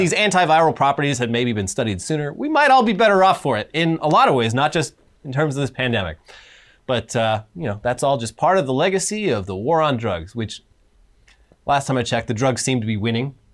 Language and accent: English; Orange County, California, United States; I'm from Orange County